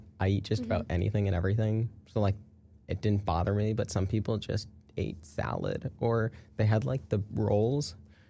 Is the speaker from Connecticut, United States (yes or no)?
yes; Connecticut, United States; I'm from Connecticut, by the way.